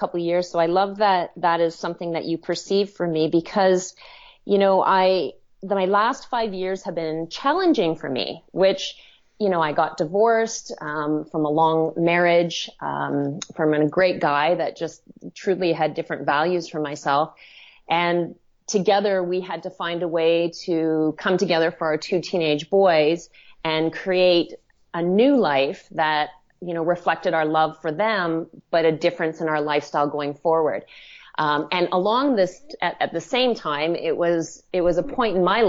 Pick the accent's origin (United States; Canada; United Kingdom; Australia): Canada; Western Canada; now in Toronto, Canada; I grew up in Western Canada, very much on a hobby farm